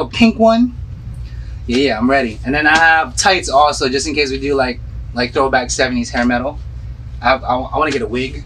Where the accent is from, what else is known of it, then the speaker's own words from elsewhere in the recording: Philippines; moved away; when I was growing up in the Philippines.